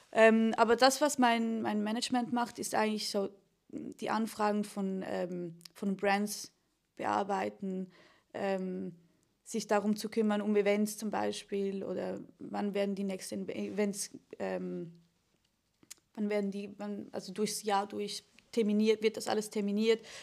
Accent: Switzerland; ich bin äh, Schweizer Künstlerin

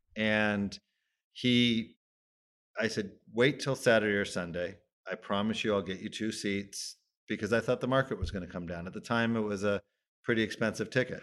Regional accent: Los Angeles, California, United States; I grew up in Tarzana basically from age five

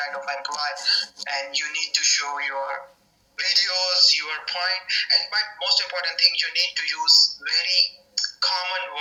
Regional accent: Pakistan; English is a second language; moved away as an adult; now in Belgium; I'm from Pakistan, but now I live in Belgium.

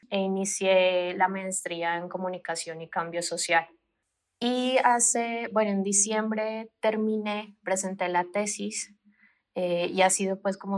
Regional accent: Colombia; moved away as an adult; now in Mexico; Sí, bueno, pues … eh, soy colombiana, llevo como cinco años viviendo en México eh, llegué acá, bueno, terminé la licenciatura en Colombia

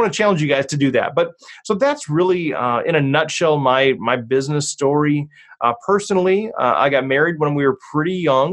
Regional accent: Cambridge, Minnesota, United States; a church in Cambridge, Minnesota, which is my hometown

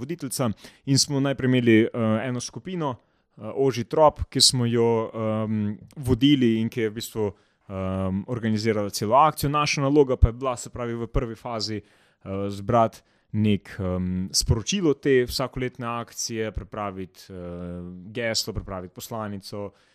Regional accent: Slovenia

